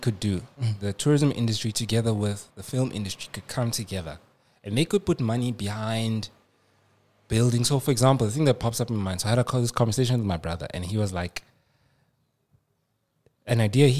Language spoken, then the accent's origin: English; South Africa; I'm like, "South Africa."